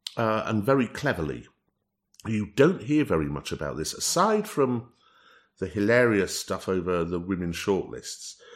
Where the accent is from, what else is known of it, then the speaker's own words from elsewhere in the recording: North East England, United Kingdom; moved away; when I'm up in the northeast of England in uh, in my hometown